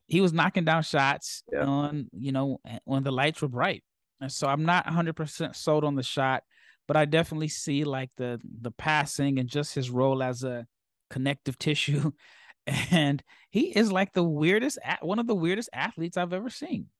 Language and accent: English; Nebraska, United States; moved away; I traveled to Nebraska to spend time with my family. It was great because I have a four month old son, and it was his first time being in my hometown